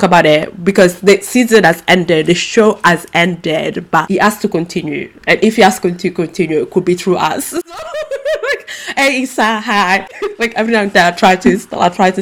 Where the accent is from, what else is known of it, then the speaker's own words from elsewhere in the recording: Italy; now in London, United Kingdom; when I was little growing up in Italy